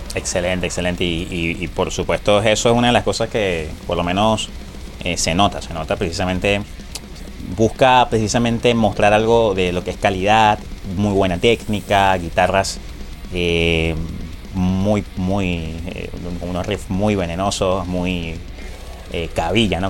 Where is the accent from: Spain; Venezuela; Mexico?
Venezuela